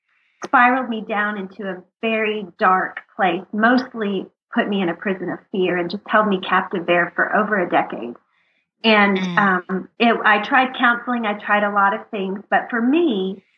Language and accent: English; Texas, United States; we're from Texas